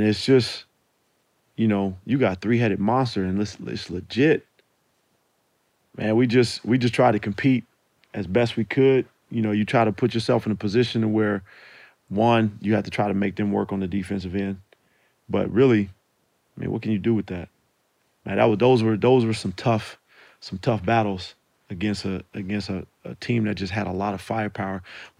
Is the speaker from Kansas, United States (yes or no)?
no; California, United States; I'm from the Bay, you know.